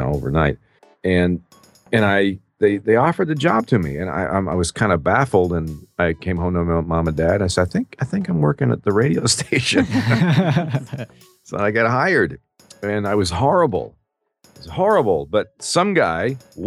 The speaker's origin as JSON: {"language": "English", "town": "Peterborough", "region": "Ontario", "country": "Canada", "tie": "born or raised there", "moved": "yes", "lives_now": "United States", "said": "in my hometown of Peterborough, Ontario, Canada, many years ago."}